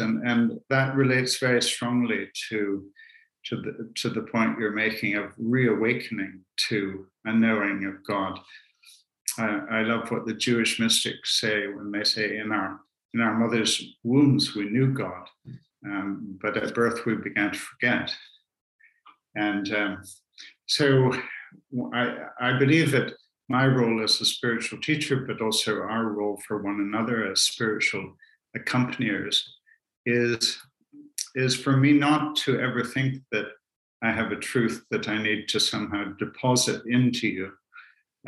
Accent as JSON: {"language": "English", "country": "Canada", "tie": "born or raised there", "also_born_or_lived": "Edinburgh, Scotland", "moved": "as an adult", "said": "I'm of Celtic stock. My father was from Ireland and my mother was from Scotland. And I grew up in Canada, partly educated in Canada, before returning to Edinburgh in Scotland to complete my theological studies."}